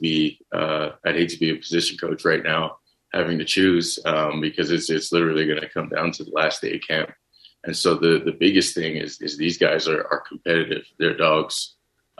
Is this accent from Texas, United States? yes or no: yes; Texas, United States; growing up in Texas, I watch football, you know, as much as I can